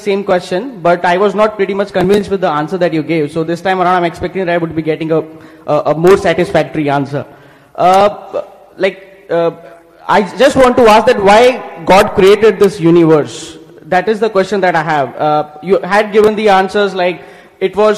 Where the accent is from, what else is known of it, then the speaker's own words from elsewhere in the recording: India; I'm from India